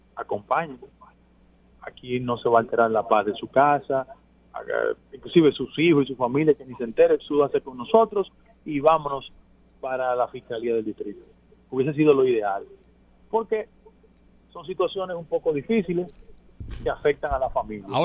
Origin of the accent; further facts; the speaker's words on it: Dominican Republic; como dominicano